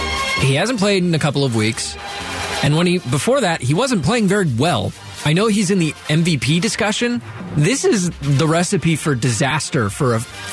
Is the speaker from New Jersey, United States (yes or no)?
no; Cleveland, Ohio, United States; I grew up in Cleveland.